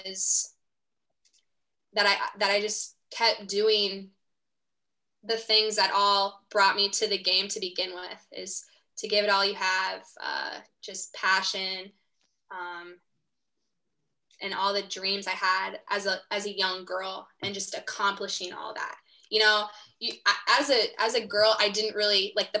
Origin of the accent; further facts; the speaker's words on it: Pocahontas, Iowa, United States; moved away as an adult; also born or lived in Springfield, Missouri; I'm going to go home, live back home in Pocahontas.